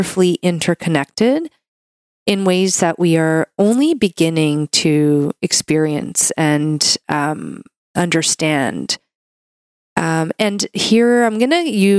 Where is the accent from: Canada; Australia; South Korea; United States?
Canada; I'm a Canadian medical doctor